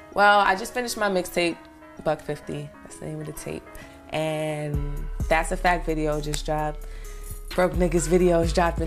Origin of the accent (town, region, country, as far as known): New York City, New York, United States; born or raised there; also born or lived in North Carolina